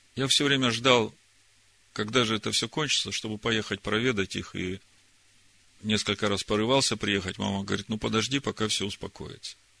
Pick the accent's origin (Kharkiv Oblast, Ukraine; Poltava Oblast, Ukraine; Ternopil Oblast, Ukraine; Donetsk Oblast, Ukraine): Donetsk Oblast, Ukraine; Horlivka; moved away; я единственный сын у родителей, и живут они в Горловке, и я родился в Горловке